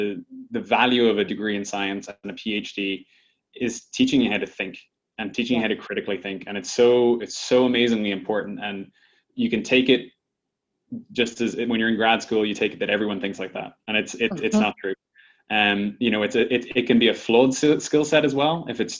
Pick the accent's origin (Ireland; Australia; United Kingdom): Ireland; now in United States; when I came to the States from Ireland originally.